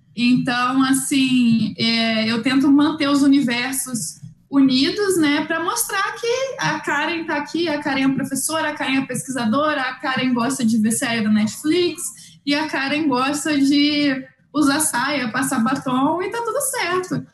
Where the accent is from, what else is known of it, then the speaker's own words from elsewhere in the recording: Rio de Janeiro, Brazil; moved away as an adult; now in Mato Grosso, Brazil; Eu sou do Rio de Janeiro originalmente, né? Então a gente veio para o Mato Grosso